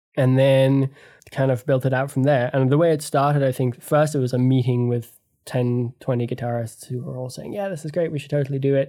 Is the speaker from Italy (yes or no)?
no; Canada; my, uh, parents are English and Australian, but I grew up in Canada